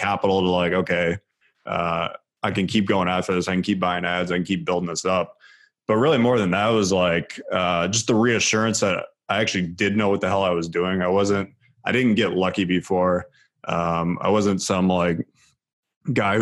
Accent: near Cleveland, Ohio, United States; I was a huge Cleveland Cavs fan because I grew up right near Cleveland

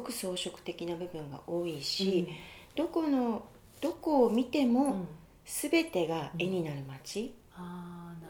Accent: Japan; moved away as an adult; now in New York, United States; それまでずっと日本で暮らしていた

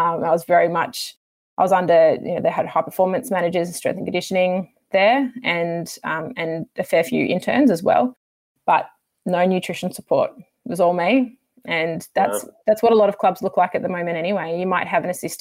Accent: Sydney, New South Wales, Australia; moved away as an adult; I'm from Sydney originally

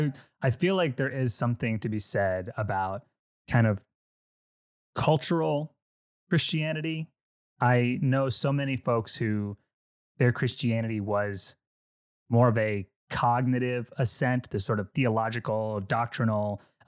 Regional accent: Philippines; Myself, I'm Filipino, and the Filipino religion, it's a very Catholic nationality, just as a culture, right?

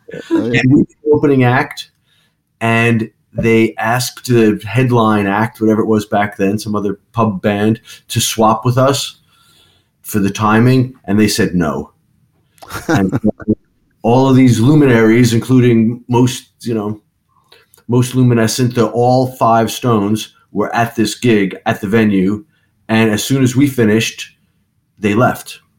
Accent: New York, United States; moved away as an adult; also born or lived in London; We're from New York

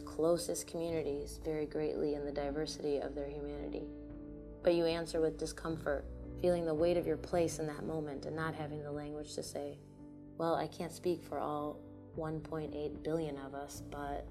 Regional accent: United States; also born or lived in Iowa City, Iowa; On one side of my hyphen, I am American. By birthright, by schooling and soccer games, by barbecues and birthday parties, by public library card, by voter card, I am brown-eyed Americana, first generation

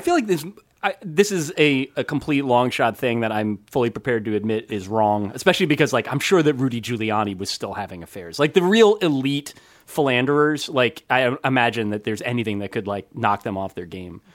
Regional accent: New Jersey, United States; I grew up in New Jersey.

